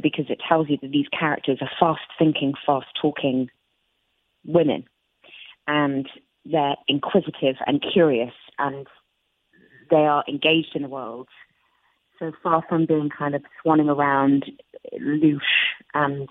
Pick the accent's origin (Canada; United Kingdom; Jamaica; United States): United Kingdom; we have inherited as British people